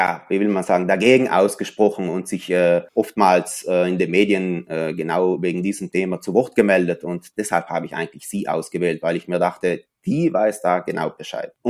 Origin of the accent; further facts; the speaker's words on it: Merano, Trentino-Alto Adige, Italy; born there; Also ich bin eigentlich in Meran wirklich hier geboren, in dieser Stadt. Dann ist meine Familie natürlich ein paar Mal umgezogen und so weiter und so fort.